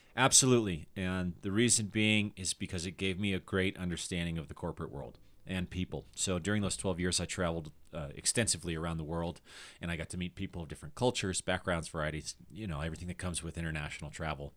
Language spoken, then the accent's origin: English; Littleton, Colorado, United States; moved away; also born or lived in Aurora, Colorado / Chicago; I was born in uh, Aurora, Colorado, and I grew up in Littleton